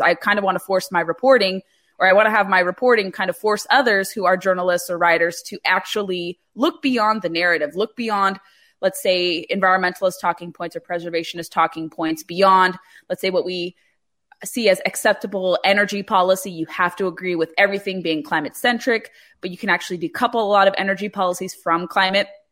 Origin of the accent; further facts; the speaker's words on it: California, United States; growing up in California